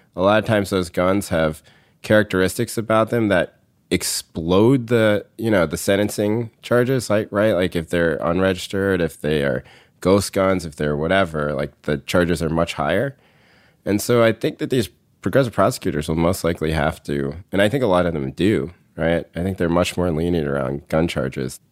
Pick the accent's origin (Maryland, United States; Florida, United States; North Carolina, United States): North Carolina, United States; moved away; when I was growing up in North Carolina